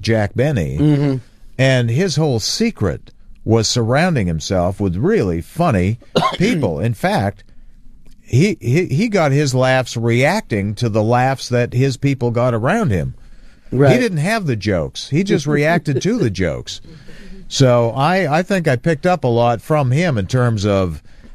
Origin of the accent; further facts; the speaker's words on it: Hamilton, Ontario, Canada; Hamilton, my hometown